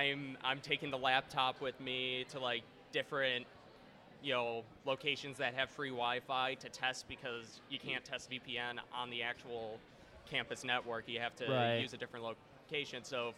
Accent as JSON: {"language": "English", "town": "Buffalo", "region": "New York", "country": "United States", "tie": "born or raised there", "moved": "as an adult", "lives_now": "Florida, United States", "said": "Born and raised in Buffalo."}